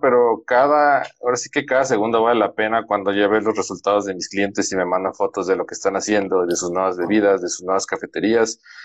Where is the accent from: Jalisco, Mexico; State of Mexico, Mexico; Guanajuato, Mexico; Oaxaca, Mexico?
Jalisco, Mexico; Guadalajara; now in San Luis Potosí, Mexico; mi esposa y yo somos de Guadalajara, Jalisco